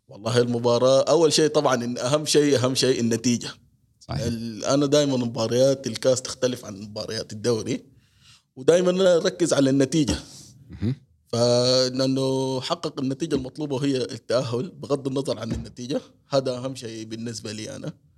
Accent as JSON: {"language": "Arabic", "region": "Sharjah", "country": "United Arab Emirates", "tie": "born or raised there", "also_born_or_lived": "Sudan", "said": "من مواليد دوله الامارات العربيه المتحده"}